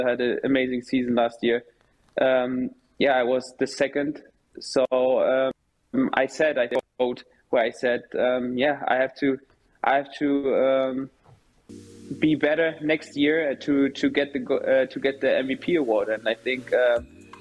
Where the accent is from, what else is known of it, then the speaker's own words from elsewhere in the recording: Berlin, Germany; moved away as an adult; now in Nashville, United States; Hertha is my hometown. Everyone knows that. You know, I grew up there